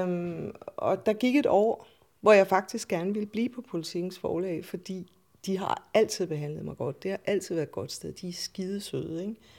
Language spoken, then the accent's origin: Danish; Randers, Central Denmark Region, Denmark; also born or lived in Aalborg / Odsherred; now in Copenhagen, Denmark; Jeg er fra Jylland, eller nærmere, jeg er født i Odshavet, og vokset op i Randers og i Aalborg